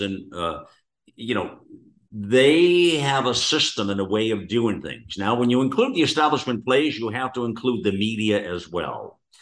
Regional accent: United States; we, as the American people

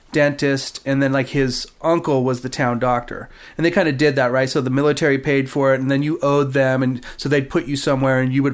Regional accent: Sonoma, California, United States; also born or lived in Marin County, California / Green Valley, California; I'm from Northern California. I'm from the Bay Area. So I was born up in Marin County and lived there when I was little, and then moved up to Sonoma, California, and lived there. I lived in Northern California in the Bay Area, and then up in Sonoma

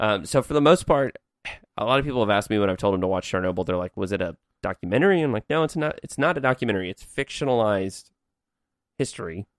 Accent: Evansville, Indiana, United States; my hometown of Evansville, Indiana

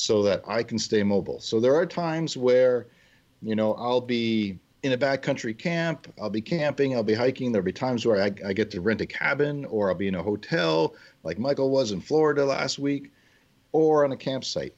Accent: Canada; as a Canadian

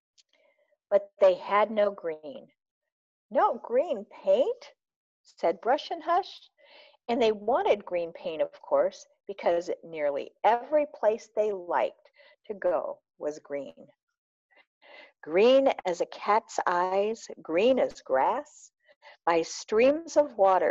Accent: Peoria, Illinois, United States; accent: Chicago twang; moved away as an adult; also born or lived in Arlington Heights, Illinois / Champaign, Illinois; now in Minnesota, United States; I was born in Peoria, Illinois. Mm-hmm. And I spent most of my first 9 years there. And then we moved to Arlington Heights, which is a suburb of Chicago, which you may hear a Chicago twang in my voice

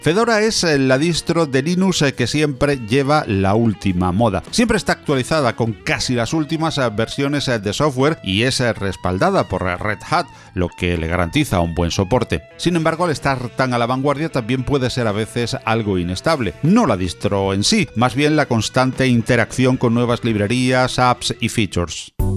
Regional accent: Andalusia, Spain; soy andaluz

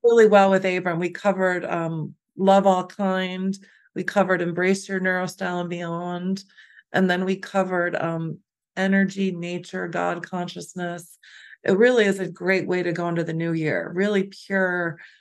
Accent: Chicago, Illinois, United States; we're also from Chicago.

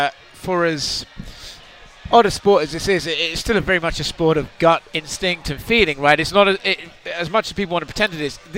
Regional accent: United Kingdom; as a British man

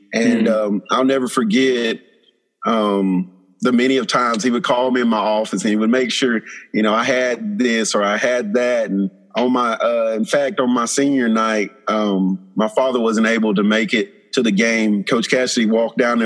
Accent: Opp, Alabama, United States; also born or lived in St. Louis, Missouri / Waynesville, Missouri; I'm originally from Op, Alabama

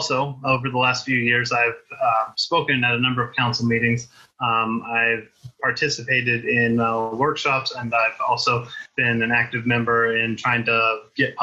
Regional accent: Poway, California, United States; I grew up here in Poway. I've been here

